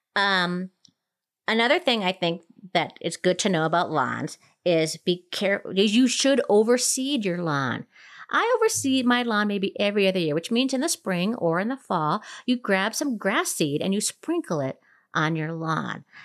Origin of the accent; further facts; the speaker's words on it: Minnesota, United States; now in Colorado, United States; growing up in Minnesota